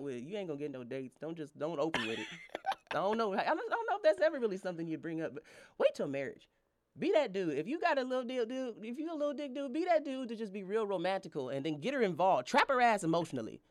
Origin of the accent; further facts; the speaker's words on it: Denver, Colorado, United States; from Denver, Colorado